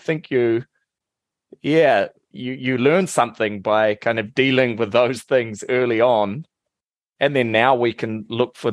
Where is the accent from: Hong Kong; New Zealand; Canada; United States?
New Zealand; I'm from New Zealand, and there's a lot of apple orchards